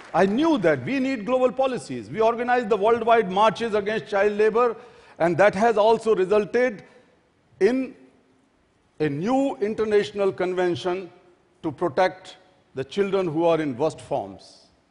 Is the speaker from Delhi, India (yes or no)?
yes; Delhi, India; my hometown, Delhi